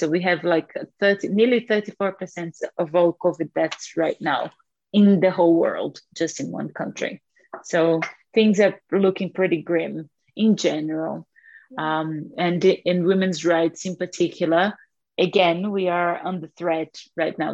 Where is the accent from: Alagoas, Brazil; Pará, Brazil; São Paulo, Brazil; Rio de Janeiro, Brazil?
Alagoas, Brazil; moved away as an adult; now in Scotland, United Kingdom; I am from Brazil, from um, from the northeastern state of Alagoas in Brazil